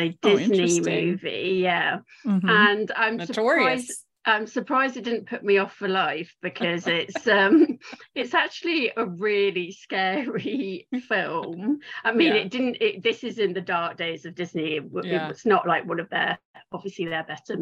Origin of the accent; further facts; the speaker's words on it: United Kingdom; moved away as an adult; now in United States; I'm British, which you might be able to hear. So I moved to the US 6 years ago in 2016.